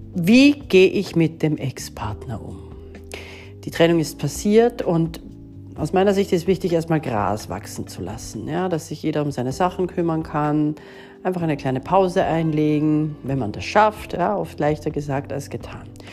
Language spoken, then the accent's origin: German; Austria; bei uns in Österreich